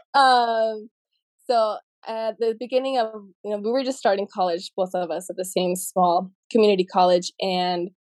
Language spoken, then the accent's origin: English; Utah, United States; I grew up here in Utah, and yeah, so I'm Mexican American